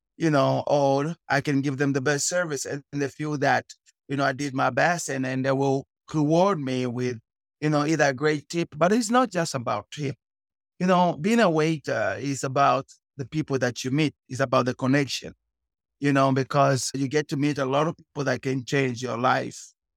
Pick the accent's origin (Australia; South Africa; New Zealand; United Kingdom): South Africa; Cape Town, Western Cape; moved away as an adult; also born or lived in Luanda, Angola; now in Katy, United States; I was born in Angola and Luanda. I was raised in okay. South Africa, Cape Town.